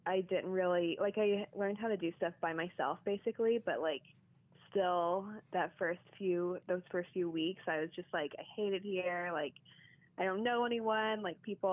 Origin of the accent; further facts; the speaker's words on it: Georgetown, Kentucky, United States; moved away as an adult; also born or lived in Los Angeles; now in New York, United States; I grew up in Kentucky